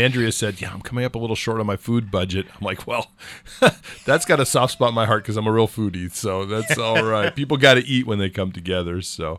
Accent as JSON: {"language": "English", "region": "California", "country": "United States", "said": "but I'm a Californian, so I really didn't understand the whole maple syrup seasonality."}